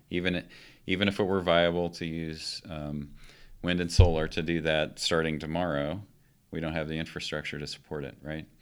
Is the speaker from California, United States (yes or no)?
no; Palisade, Colorado, United States; moved away as an adult; also born or lived in Boise, Idaho; now in Golden, Colorado, United States; I grew up in Colorado